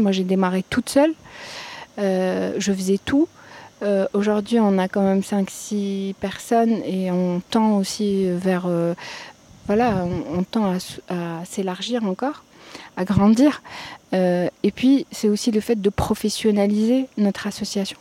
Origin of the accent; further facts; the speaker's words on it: Algeria; also born or lived in Paris; je suis algérienne